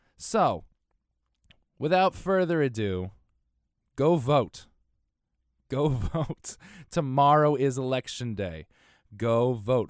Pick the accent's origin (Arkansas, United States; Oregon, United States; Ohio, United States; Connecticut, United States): Connecticut, United States; moved away as an adult; we grew up in Connecticut